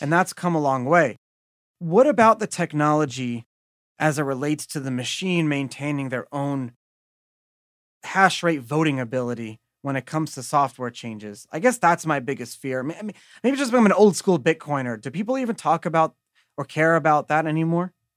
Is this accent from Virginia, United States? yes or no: no; New York, United States; I grew up in New York